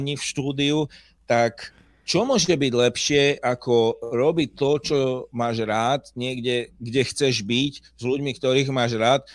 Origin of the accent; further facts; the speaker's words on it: Slovakia; Ja, ja som na to hrdý, že som Slovák